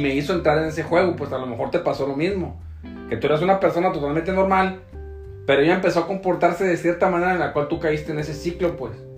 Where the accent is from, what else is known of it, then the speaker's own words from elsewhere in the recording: Tepic, Nayarit, Mexico; now in Puerto Vallarta, Mexico; yo soy de Tepic Nayarit